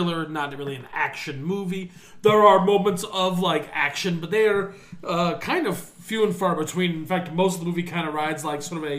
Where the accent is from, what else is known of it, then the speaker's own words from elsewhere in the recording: Chicago, Illinois, United States; I'm from fucking Chicago